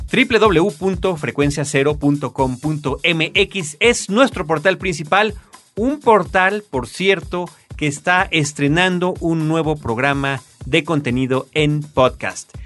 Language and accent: Spanish; Mexico